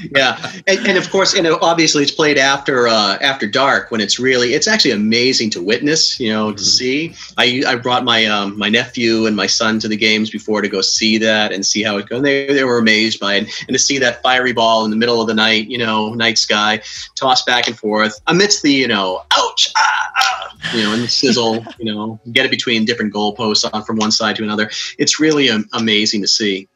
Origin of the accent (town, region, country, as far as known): Cape Cod, Massachusetts, United States